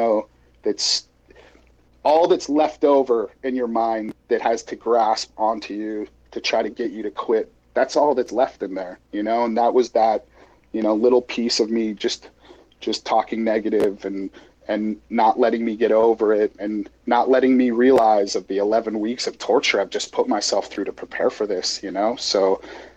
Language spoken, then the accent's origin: English; Edmonton, Alberta, Canada; born or raised there; also born or lived in Glasgow, Scotland; now in San Diego, United States